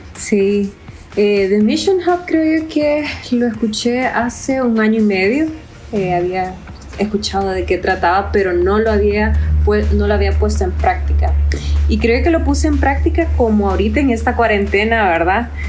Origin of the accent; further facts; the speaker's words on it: Honduras; now in Costa Rica; soy de Honduras, viviendo en Costa Rica